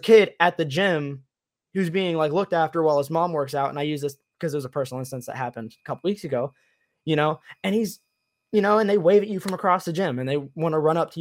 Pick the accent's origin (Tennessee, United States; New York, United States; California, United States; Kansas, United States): Tennessee, United States; moved away as an adult; also born or lived in Michigan; now in Florida, United States; I grew up in Tennessee